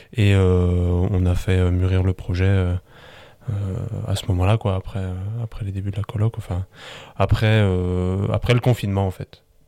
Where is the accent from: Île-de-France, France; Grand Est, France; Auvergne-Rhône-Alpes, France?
Grand Est, France; Biederthal; also born or lived in Colmar / Strasbourg; je suis originaire du village de Bidertal